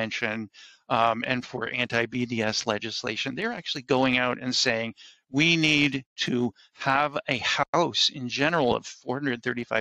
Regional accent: United States; I'm an American Jew

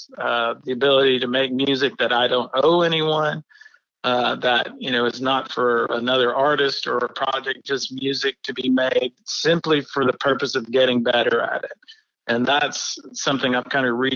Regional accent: Muscle Shoals, Alabama, United States; I'm from Alabama, from Muscle Shoals

